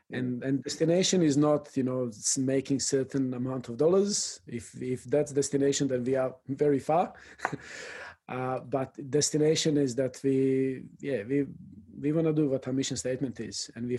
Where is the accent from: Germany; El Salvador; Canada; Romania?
El Salvador; English is a second language; from El Salvador, and that hits you.